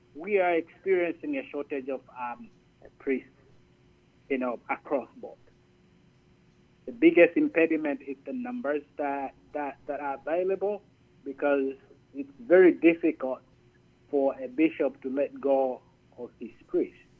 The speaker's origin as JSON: {"language": "English", "country": "Zambia", "tie": "born or raised there", "also_born_or_lived": "Gaylord, Michigan / Detroit, Michigan / Minot, North Dakota", "moved": "as an adult", "lives_now": "United States", "said": "I'm originally from Zambia"}